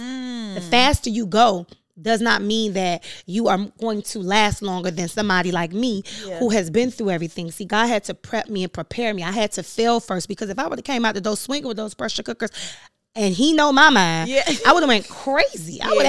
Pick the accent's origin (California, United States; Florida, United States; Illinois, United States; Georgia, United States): Florida, United States; Overtown; I'm from Overtown. Let's be clear. The historically Overtown that has been gentrified.